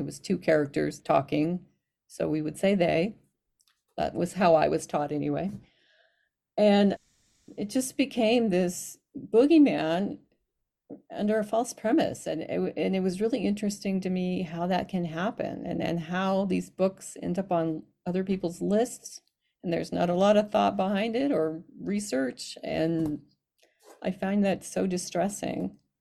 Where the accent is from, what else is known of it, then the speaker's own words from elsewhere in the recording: Alamosa, Colorado, United States; now in Utah, United States; I was born in Alamosa, Colorado